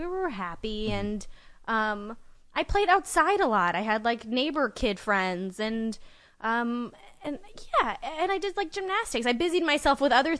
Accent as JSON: {"language": "English", "country": "Uzbekistan"}